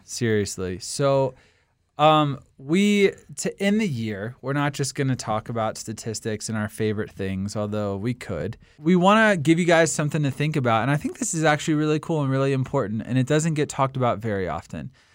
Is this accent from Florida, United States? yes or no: no; Washington, District of Columbia, United States; my hometown of Washington, D C.